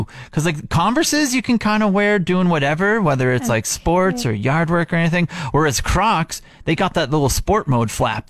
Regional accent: Regina, Saskatchewan, Canada; moved away as an adult; also born or lived in Halifax, Nova Scotia / Prince George, British Columbia; I'm originally from the East Coast. Okay. I was born in Halifax, Nova Scotia. Ooh. Although didn't really spend too much time there, moved when I was a young boy all the way over to Regina, Saskatchewan. Whoa. Yeah, so grew up in Saskatchewan for most of my life, first 20 some odd years

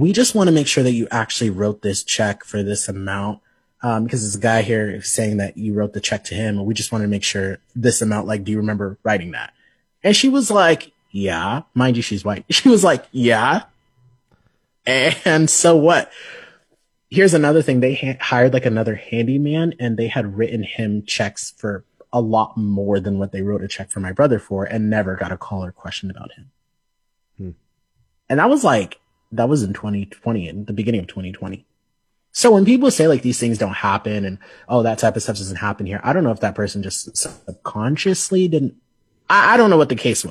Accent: Lincoln, Nebraska, United States; also born or lived in Omaha / Sioux Falls; this place is where I grew up

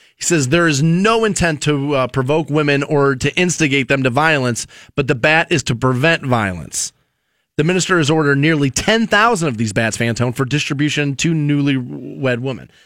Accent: Cleveland, Ohio, United States; moved away; I come from Cleveland

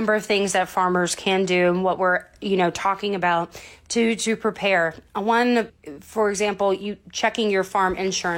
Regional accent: North Florida, United States; I'm originally from North Florida

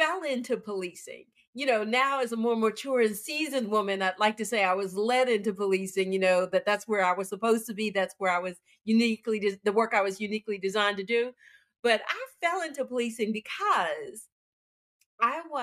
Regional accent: Pittsburgh, Pennsylvania, United States; moved away; I'm from Pittsburgh, so unions were really big in the Pittsburgh community

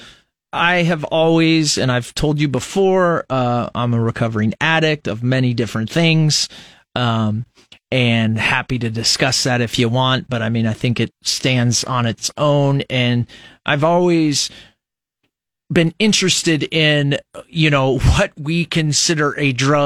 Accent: Fremont, Nebraska, United States; growing up in Fremont, Nebraska

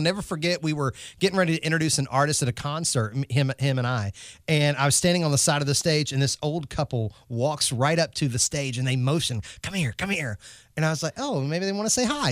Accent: North Carolina, United States; I'm from North Carolina

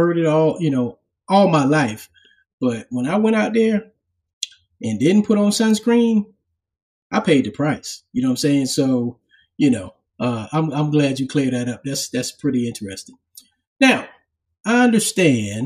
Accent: Charleston, South Carolina, United States; also born or lived in Harlem, New York; I was born in Harlem and then I spent some time, you know, growing up in Charleston. When I was about 10, I moved

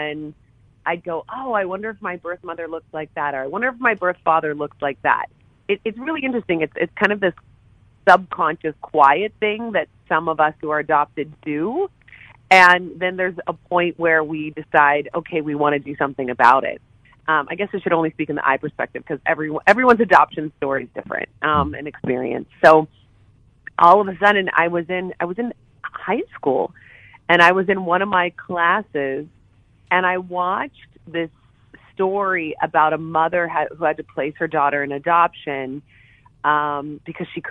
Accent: Morgantown, West Virginia, United States; growing up in Morgantown together

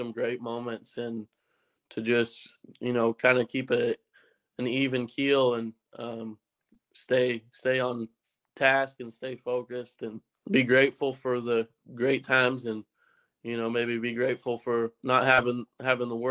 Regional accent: Stettler, Alberta, Canada; my hometown, Stettler, Alberta

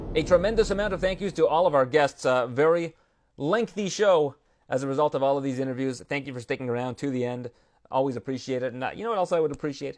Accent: Canada; we're both Canadian

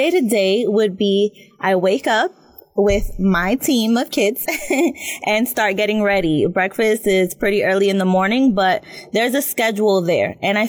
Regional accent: Orlando, Florida, United States; I came here originally from Orlando. I came because my mother and my father have unfortunately passed away.

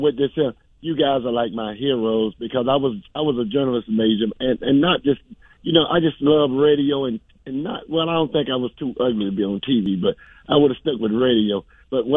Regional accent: Tampa, Florida, United States; I'm from Tampa, South Florida

